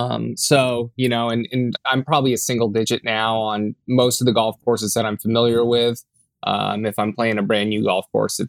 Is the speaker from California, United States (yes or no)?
yes; Long Beach, California, United States; Yeah, born and raised in the Long Beach area of Southern California. Lived here my whole life.